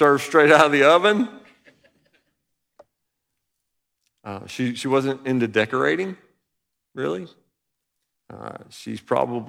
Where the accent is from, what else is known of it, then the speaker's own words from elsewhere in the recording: Alabama, United States; We grew up in Alabama